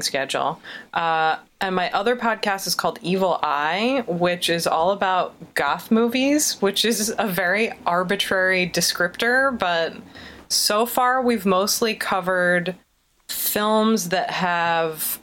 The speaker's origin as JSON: {"language": "English", "area": "outside of Philadelphia", "region": "Pennsylvania", "country": "United States", "tie": "born or raised there", "said": "growing up outside of Philadelphia"}